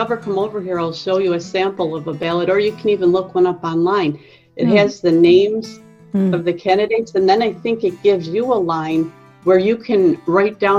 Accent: United States; from the United States

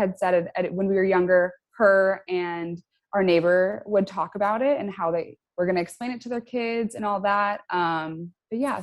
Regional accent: Chicago, Illinois, United States; I'm from Chicago in the US

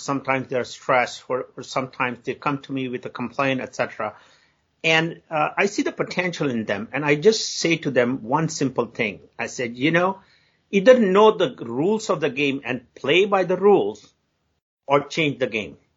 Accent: India; moved away as an adult; now in United States; I grew up in India, and Indian culture generally

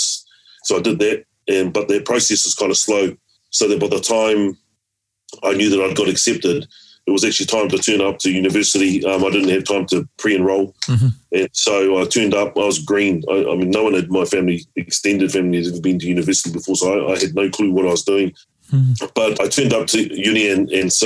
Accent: Taranaki, New Zealand; growing up in Taranaki

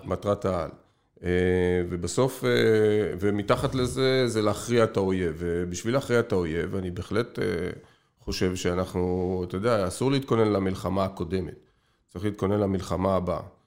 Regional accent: Israel; אנחנו ישראלים

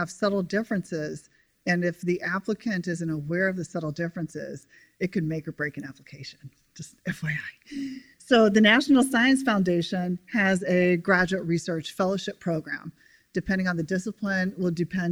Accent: Evansville, Indiana, United States; moved away as an adult; also born or lived in Atlanta, Georgia; I'm originally from Evansville, Indiana, and growing up in Indiana

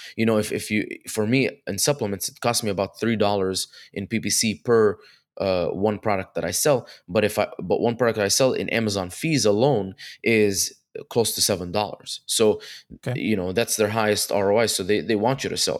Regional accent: Dubai, United Arab Emirates; moved away as an adult; also born or lived in Egypt / Connecticut; now in California, United States; I was born in Egypt and then uh, when I was 2, uh, raised in Dubai up until I was 18, uh, then moved to Connecticut for college.

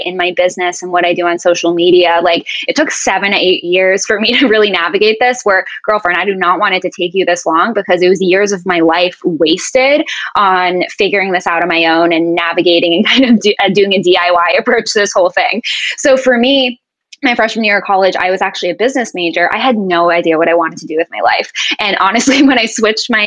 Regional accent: Boston, Massachusetts, United States; also born or lived in Jacksonville, Florida; now in St. Petersburg, United States; I was born and raised in Boston

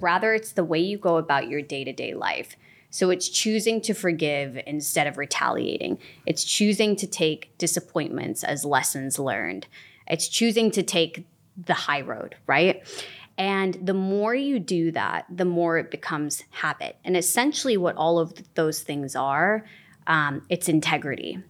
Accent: Illinois, United States; moved away as an adult; also born or lived in England; now in Los Angeles, United States; I was born in Illinois. when I was three, my family moved to England. We moved back to Illinois when I was twelve

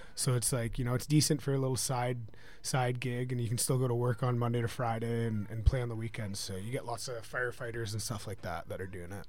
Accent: just outside of Vancouver, British Columbia, Canada; moved away; I'm from, uh, just outside of Vancouver, British Columbia, Canada

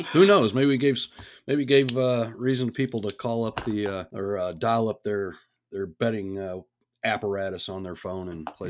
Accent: Texas, United States; I'm being from Texas, and it's a very small school compared to the folks that they're playing.

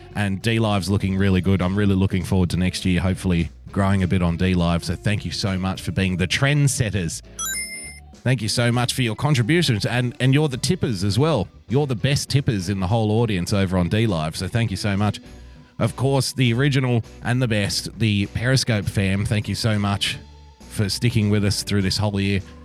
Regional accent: Australia; first language English; growing up in Australia when it comes around to Christmas

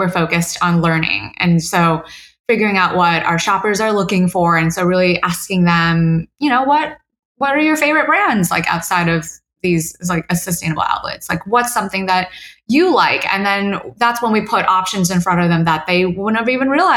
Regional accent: Houston, Texas, United States; I grew up in Houston with my mom

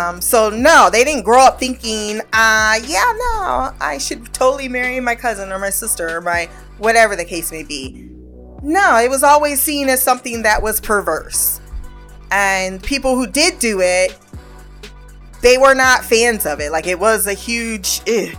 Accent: United States; we're American

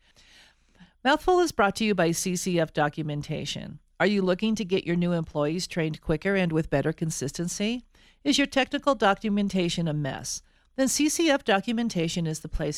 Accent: Colorado, United States; I'm actually a native of Colorado

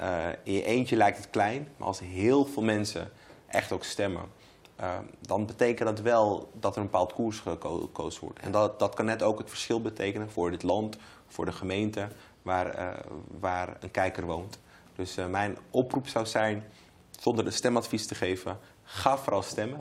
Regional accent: Amsterdam, North Holland, Netherlands; Ik woon nog steeds in Amsterdam Zuidoost, waar ik ben opgegroeid

